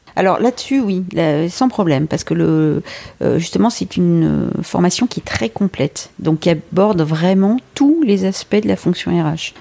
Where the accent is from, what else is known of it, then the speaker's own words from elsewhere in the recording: Brittany, France; also born or lived in Lille; now in Paris, France; je suis originaire de Bretagne